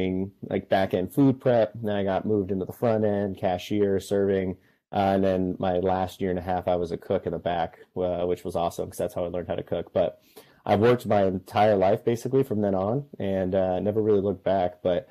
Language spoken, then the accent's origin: English; Riverside, California, United States; my mom's house, which is the house I grew up in Riverside